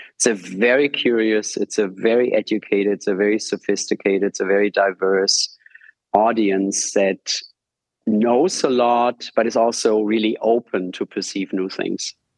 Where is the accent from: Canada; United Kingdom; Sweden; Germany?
Germany; accent: German American; English is a second language; moved away as an adult; also born or lived in New York, United States; now in Berlin, Germany; my German American accent